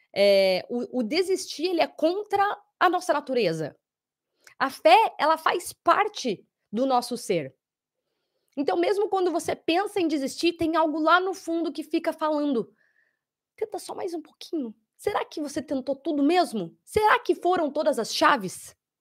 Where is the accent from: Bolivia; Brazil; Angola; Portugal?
Brazil; Curitiba, Paraná; now in Sydney, Australia; Curitiba, meus conterrâneos